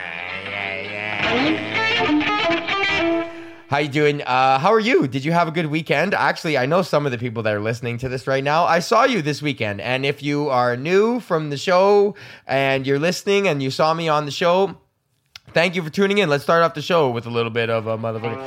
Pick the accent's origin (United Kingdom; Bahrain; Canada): Canada; Edmonton, Alberta; I'm from Highlands, which is a neighborhood that is directly adjacent to fucking Beverly